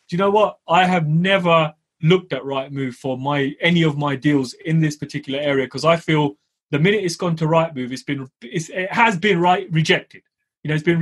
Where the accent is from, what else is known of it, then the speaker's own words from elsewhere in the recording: United Kingdom; I'm a Southerner